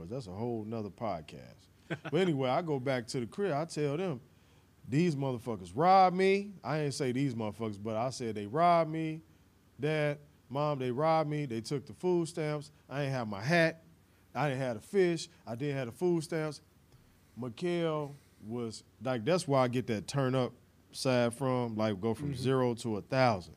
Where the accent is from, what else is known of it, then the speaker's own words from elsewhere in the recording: Chicago, Illinois, United States; also born or lived in Little Rock, Arkansas; we moved to Chicago in like 87